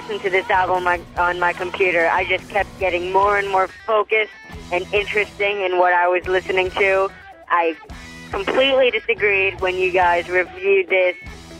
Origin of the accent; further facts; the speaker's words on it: Queens, New York, United States; I'm from Queens, New York.